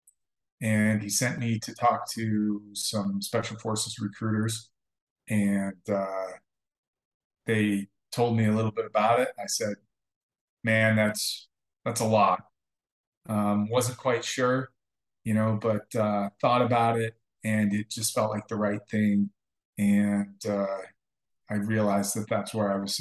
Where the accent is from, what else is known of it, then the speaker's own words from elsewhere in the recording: Stevensville, Montana, United States; now in Utah, United States; That's where I grew up. I grew up in Montana, lived out kind of in the sticks for most of my childhood near Stevensville, Montana